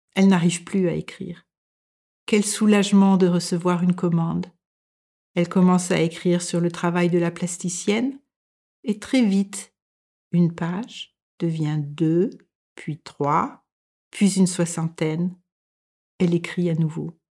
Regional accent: France; moved away as an adult; now in Denmark

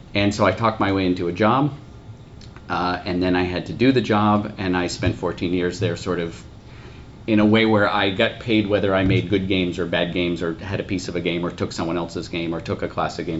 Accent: United States

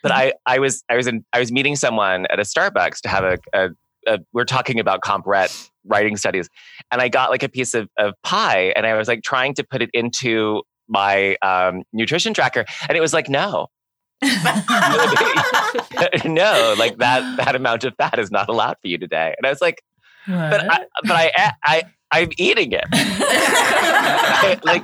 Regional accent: New York, United States; I as a New Yorker

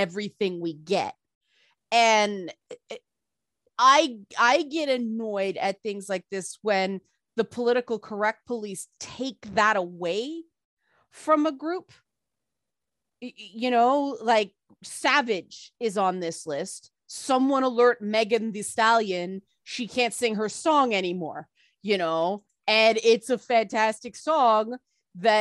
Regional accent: Toronto, Ontario, Canada; I grew up in the Jane Finch area of Toronto

